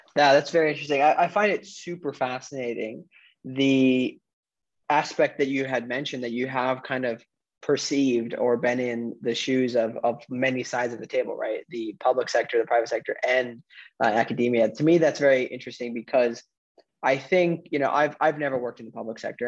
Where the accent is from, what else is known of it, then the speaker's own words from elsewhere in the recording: northwoods of Wisconsin, United States; also born or lived in New York City; now in Florida, United States; I'm originally from the northwoods of Wisconsin. I lived in New York City and now I'm in Florida